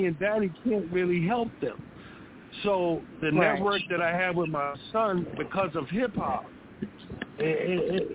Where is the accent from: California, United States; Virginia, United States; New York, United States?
New York, United States; New York City; moved away; also born or lived in South Carolina; my battle zones and my war zones came from Harlem, New York.